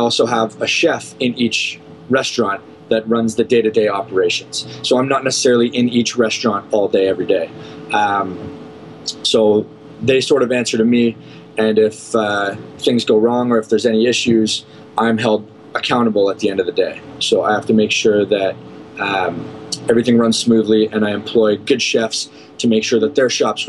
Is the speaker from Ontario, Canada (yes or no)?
yes; Barrie, Ontario, Canada; moved away as an adult; now in Cayman Islands; my hometown in Barrie, Ontario